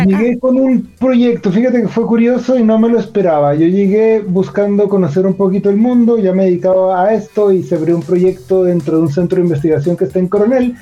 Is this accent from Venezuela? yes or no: no; Mexico; moved away as an adult; also born or lived in Monterrey, Mexico; now in Chile; soy, mexicano y yo tengo un poquito más de 10 años viviendo en ah, Chile